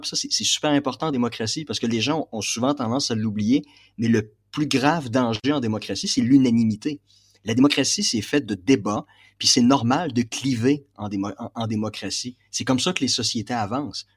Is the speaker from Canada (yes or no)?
yes; Quebec, Canada; moved away as an adult; now in Kazakhstan; Ça fait plus de deux ans que je ne suis pas rentré au Québec